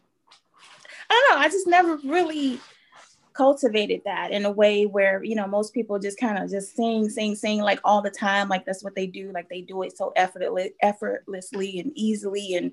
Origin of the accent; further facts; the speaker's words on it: Chicago, Illinois, United States; Grew up West Side Chicago, born and raised, different areas on the West Side